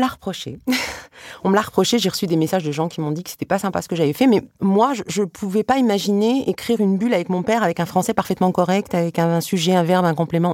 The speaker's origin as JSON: {"language": "French", "country": "France", "tie": "born or raised there", "said": "suis née ici, j'ai grandi ici, euh, j'ai une double culture. Pour moi, il serait plus difficile pour moi aujourd'hui d'aller vivre en Tunisie que de rester en France."}